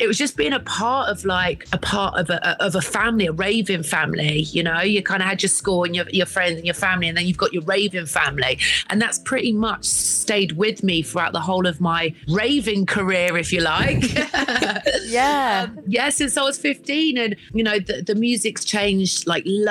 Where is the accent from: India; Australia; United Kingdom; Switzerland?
United Kingdom; Weston-super-Mare, South West England; moved away as an adult; also born or lived in London / Ibiza; I grew up in Weston-super-Mare